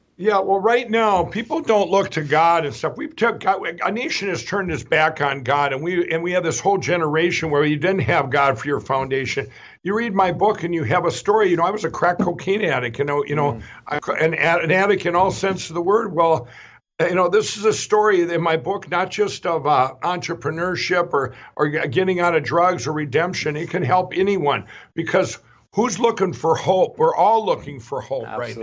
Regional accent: Minnesota, United States; My home state of Minnesota

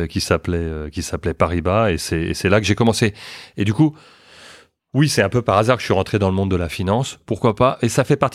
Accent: France; born there; also born or lived in Luxembourg / New York / Boston / London; Euh, j'ai vécu, euh, je suis né en France, mais euh, j'ai vécu au Luxembourg, à New York, à Boston, à Londres, et puis maintenant de retour à, Paris.

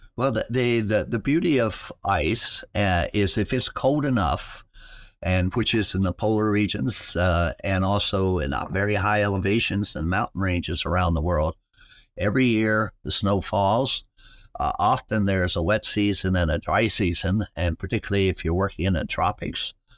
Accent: West Virginia, United States; moved away as an adult; now in Ohio, United States; I grew up in West Virginia

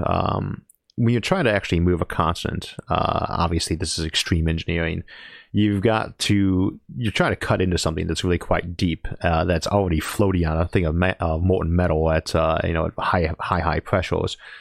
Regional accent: Ohio, United States; also born or lived in California; I'm from Ohio.

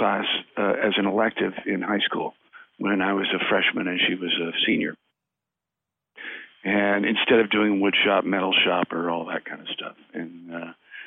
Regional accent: La Cañada Flintridge, California, United States; also born or lived in Glendale, California; I was actually born in Glendale, raised in La Cañada, Flintridge

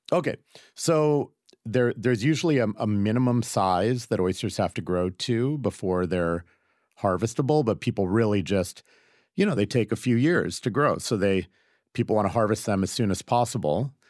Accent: Seattle, Washington, United States; I grew up in Seattle

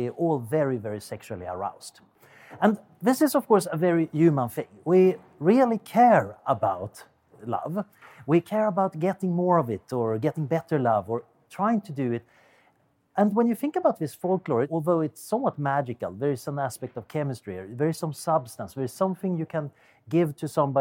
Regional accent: Sweden; accent: Swedish; English is a second language; now in Oxford, United Kingdom; as you can hear from my accent, I'm originally Swedish

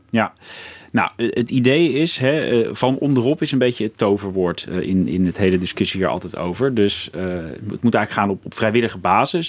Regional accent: Krimpen aan de Lek, South Holland, Netherlands; ik ben eigenlijk opgegroeid in het dorp Krimpen aan de Lek.

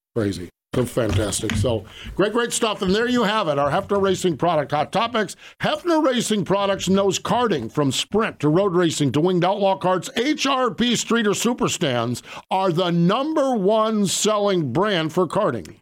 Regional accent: Pennsylvania, United States; I'm from Pennsylvania

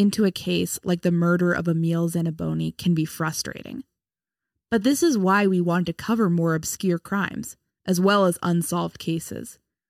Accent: along Route 22, about an hour from Dutchess County, New York, United States; I grew up alongside Route 22, which is called White Plains Road in my hometown.

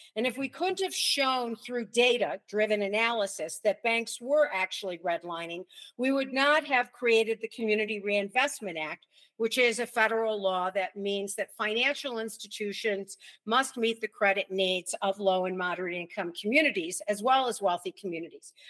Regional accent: United States; we in America

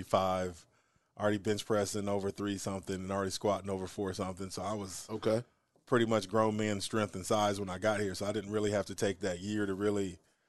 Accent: Springfield, Missouri, United States; moved away as an adult; also born or lived in Lawton, Oklahoma / Lincoln, Nebraska; I'm from Springfield, Missouri.

